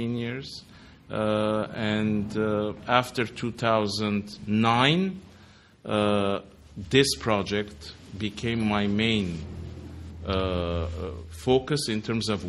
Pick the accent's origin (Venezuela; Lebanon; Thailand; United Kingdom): Lebanon; now in Los Angeles, United States; I was growing up in Lebanon